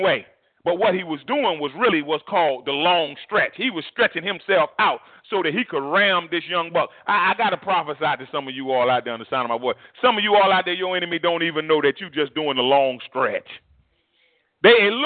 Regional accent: United States

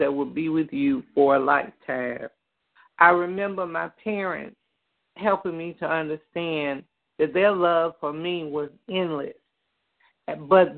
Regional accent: Greenwood, United States; a young lady growing up in Greenwood

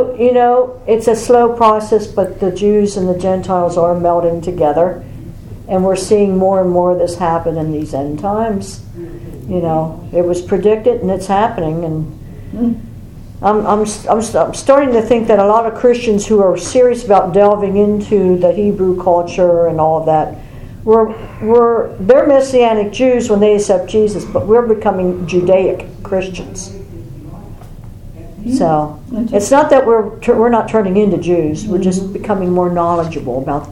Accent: York, Pennsylvania, United States; I grew up in York Suburban School District, which was known as Snob Hill because it was the wealthy school district.

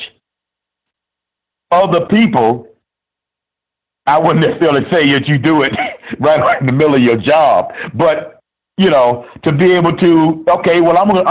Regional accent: Miami, Florida, United States; I'm from Miami

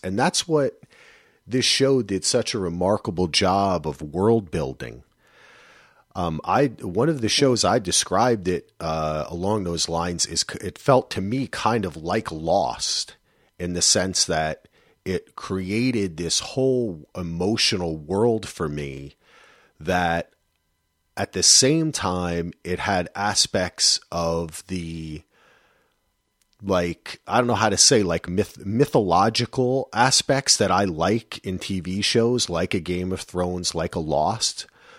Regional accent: New Jersey, United States; I forgot the ra. I'm from Jersey.

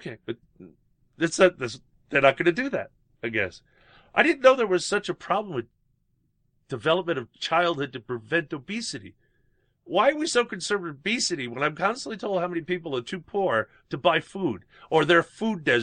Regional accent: United States; being an American

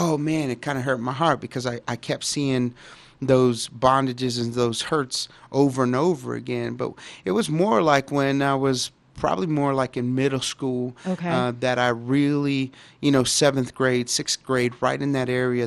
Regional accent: Dallas, Texas, United States; I grew up in Dallas, Texas, and in a pretty, you know, bad neighborhood at the time, and it was Oak Cliff

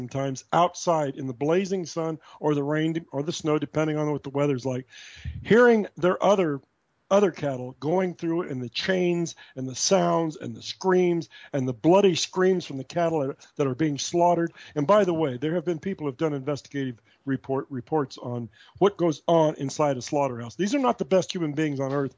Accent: Midwest, United States; I'm from the Midwest. I actually worked on farms when I was a kid, too

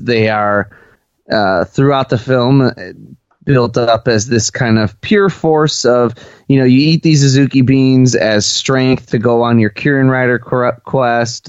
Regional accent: United States; me being an American kid

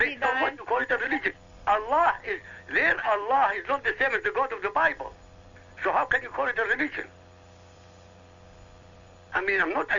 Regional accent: Iraq; first language Arabic; English is a second language; moved away; I speak Arabic. Wait a minute. I speak Arabic. I come from

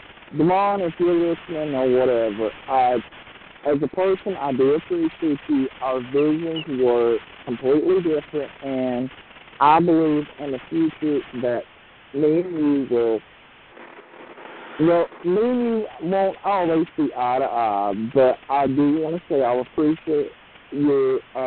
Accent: the South, United States; I'm from just the South.

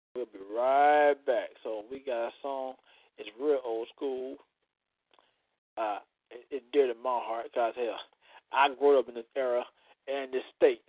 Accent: Florida, United States; I'm from Florida

